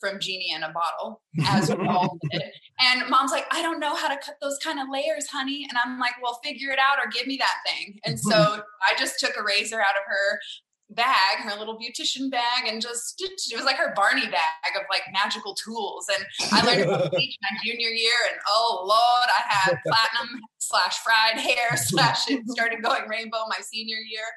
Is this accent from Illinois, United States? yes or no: no; Farmersville, Texas, United States; now in Frisco, United States; I grew up in a tiny little country town called Farmersville, Texas